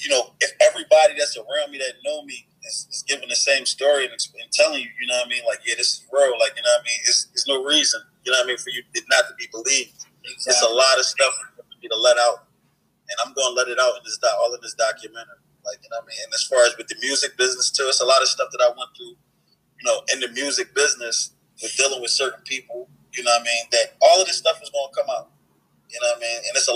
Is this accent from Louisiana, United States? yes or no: no; Philadelphia, Pennsylvania, United States; I'm from North Philly, so where my block, you know, where I grew up on